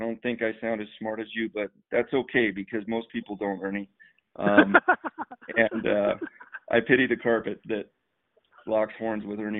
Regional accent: United States; I'm an American who has roots in a smattering of European countries

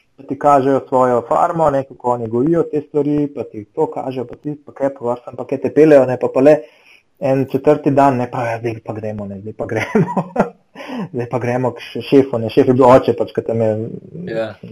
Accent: Slovenia; smo bili iz Slovenije

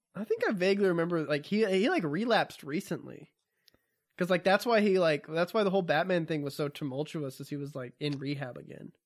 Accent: the South, United States; I'm from the South

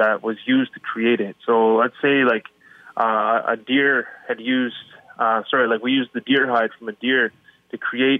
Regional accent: Matachewan First Nation, Ontario, Canada; now in Ottawa, Canada; I'm from Matachewan First Nation

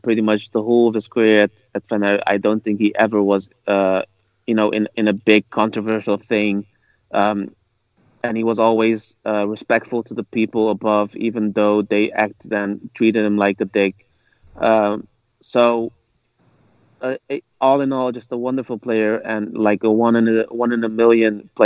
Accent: Rotterdam, South Holland, Netherlands; born and raised in the Netherlands and in Rotterdam

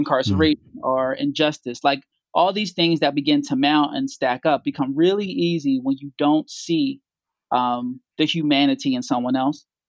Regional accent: Philadelphia, Pennsylvania, United States; I grew up here in Philly, um, in the Logan section of Philadelphia

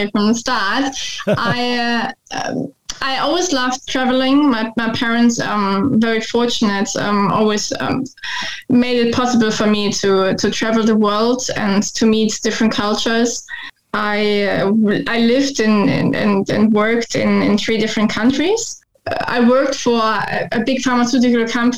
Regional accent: Munich, Bavaria, Germany; moved away as an adult; now in Ipswich, Australia; I grew up in Munich in the south of Germany.

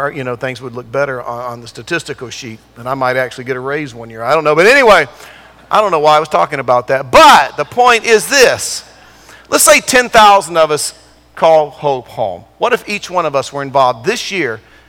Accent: Durham, North Carolina, United States; moved away; also born or lived in California; I grew up in Durham

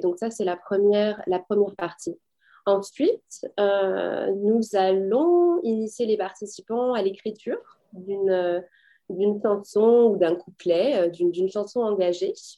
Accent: France; moved away as an adult; also born or lived in Paris / United States; now in Toronto, Canada; je viens de France

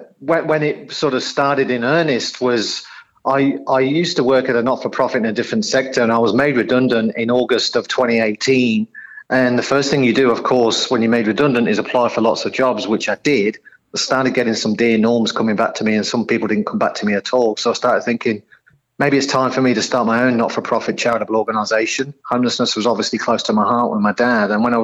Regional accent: Coventry, West Midlands, United Kingdom; now in Australia; you probably gather and your listeners will probably gather from my accent, not a local boy to Australia, so originally from the UK, a place called Coventry in central England.

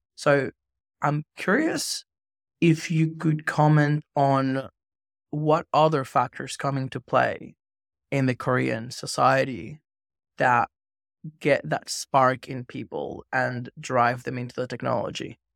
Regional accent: Venezuela; I grew up in Venezuela

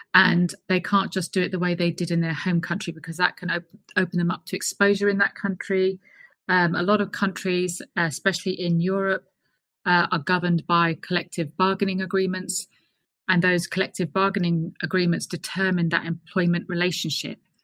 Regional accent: London, United Kingdom; moved away as an adult; also born or lived in Colorado, United States / Washington, D.C., United States; I'm a Brit born and raised. I was raised in Clapham's in South London.

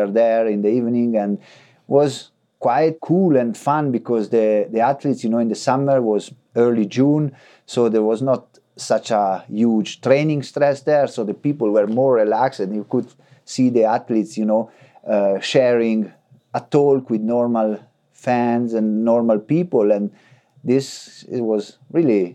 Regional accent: Frassinoro, Emilia-Romagna, Italy; We have a big tradition in cross-country skiing in my town, in Frassinoro

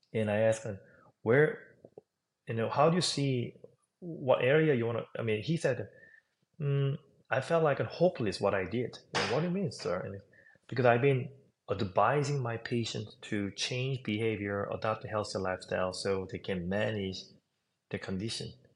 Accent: South Korea; English is a second language; moved away as an adult; also born or lived in New York; now in United States; I was raised in South Korea

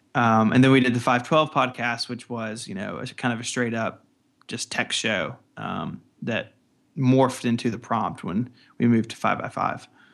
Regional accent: the Delta South, United States; I'm from, like, you know, the Delta South, and, and in my accent isn't really very strong compared to other people who live in the same area

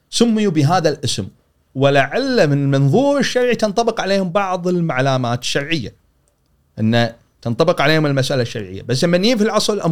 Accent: Kuwait; حدث الغزو العراقي حدث مسنا احنا كلنا ككويتيين سنه 90

